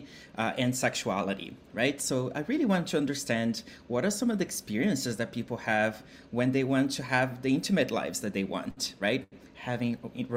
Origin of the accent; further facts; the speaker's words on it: Brazil; moved away; I'm originally from Brazil. And I grew up in a family, a working class family